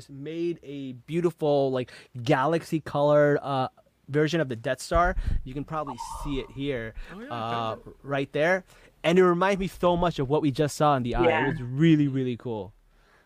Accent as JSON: {"language": "English", "town": "Newark", "region": "New Jersey", "country": "United States", "tie": "born or raised there", "said": "I grew up in Newark, New Jersey"}